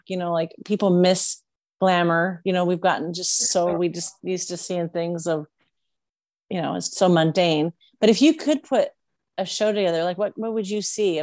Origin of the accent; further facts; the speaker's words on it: Washington, United States; also born or lived in Reno; now in Las Vegas, United States; I'm from Washington